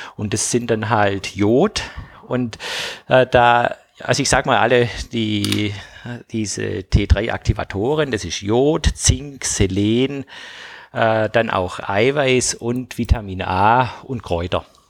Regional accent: Tübingen, Baden-Württemberg, Germany; ich komme ja aus Tübingen

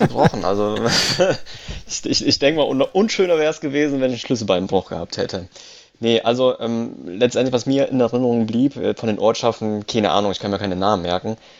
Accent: Italy; als Italiener

